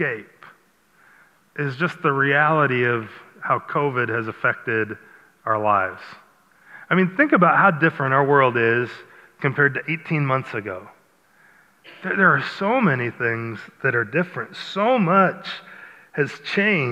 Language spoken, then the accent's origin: English; Iowa, United States; I grew up in Iowa